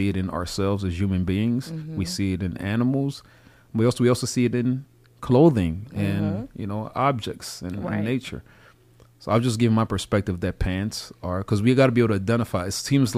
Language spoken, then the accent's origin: English; DR Congo; now in United States; Growing up in Zaire